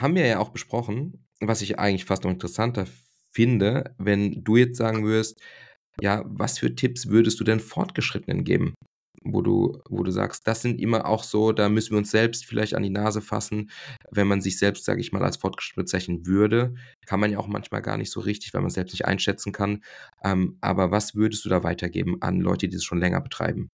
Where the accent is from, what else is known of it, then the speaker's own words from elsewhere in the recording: Germany; bei uns in Deutschland